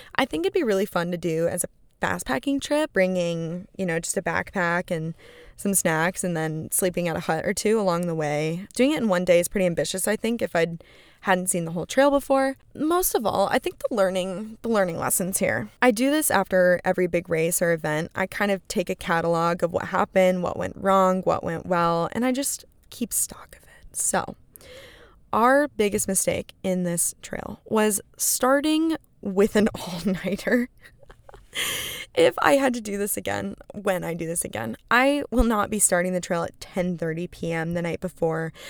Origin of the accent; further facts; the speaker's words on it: West Coast, United States; I am from the West Coast, and I am used to big West Coast mountains.